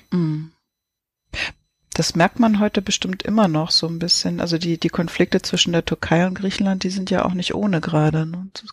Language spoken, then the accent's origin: German; Lübeck, Schleswig-Holstein, Germany; moved away; als ich in Travemünde noch gelebt habe als Kind